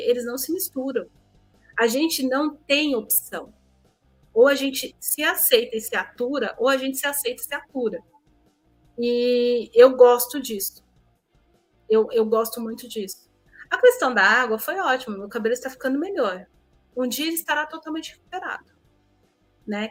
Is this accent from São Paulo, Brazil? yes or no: yes; São Paulo, Brazil; moved away as an adult; eu sou de São Paulo